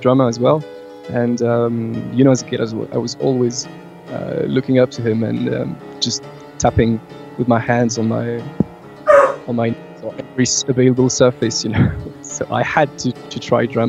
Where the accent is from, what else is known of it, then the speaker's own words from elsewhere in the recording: France; born and raised in France